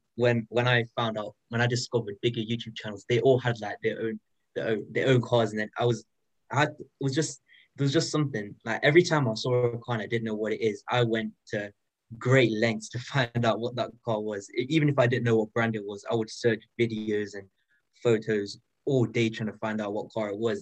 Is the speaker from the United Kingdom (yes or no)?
yes; United Kingdom; I'm 15 and I'm from the United Kingdom